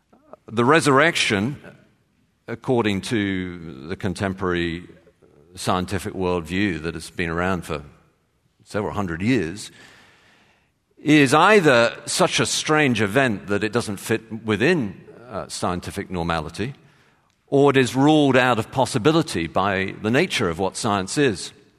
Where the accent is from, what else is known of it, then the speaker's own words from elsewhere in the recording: Texas, United States; born there; as you can tell from my accent, I was born in Texas.